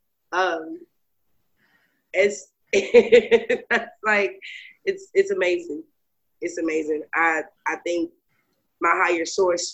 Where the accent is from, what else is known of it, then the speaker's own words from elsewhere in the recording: Lexington, Kentucky, United States; I was born and raised in Lexington, Kentucky.